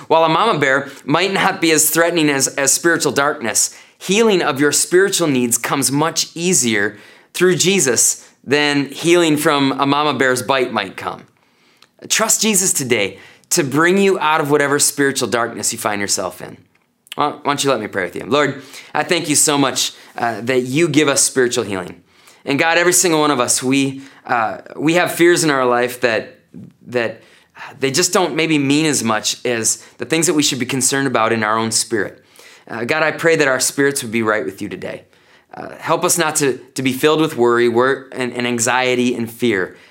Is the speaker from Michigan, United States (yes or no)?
no; North Woods of Wisconsin, United States; now in Janesville, United States; growing up in the North Woods of Wisconsin